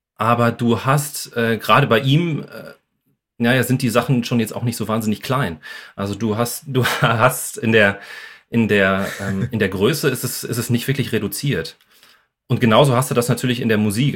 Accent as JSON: {"language": "German", "town": "Bochum", "region": "North Rhine-Westphalia", "country": "Germany", "tie": "born or raised there", "also_born_or_lived": "Essen", "moved": "as an adult", "lives_now": "Wuppertal, Germany", "said": "ich bin ja sowieso ursprünglich aus Bochum. Ähm, ja. Also ich habe ähm, den Pott sozusagen auch in mir"}